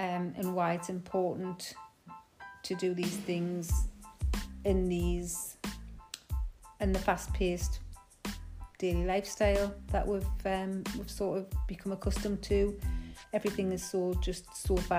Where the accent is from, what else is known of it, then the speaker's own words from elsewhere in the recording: Geordie, North East England, United Kingdom; accent: Geordie; my Geordie accent. Some of you may find it difficult to understand the Geordie dialect sometimes.